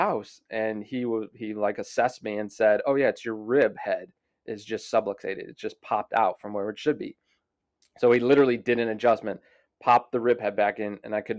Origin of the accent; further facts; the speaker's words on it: Florissant, Missouri, United States; So I'm from St. Louis, Missouri. Grew up in Florissant, Missouri.